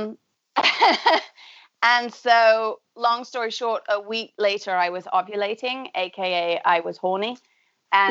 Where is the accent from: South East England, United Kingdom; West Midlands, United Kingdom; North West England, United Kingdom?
North West England, United Kingdom; Manchester; also born or lived in San Francisco / New York / Buenos Aires; now in Massachusetts, United States; I grew up in Manchester in the UK.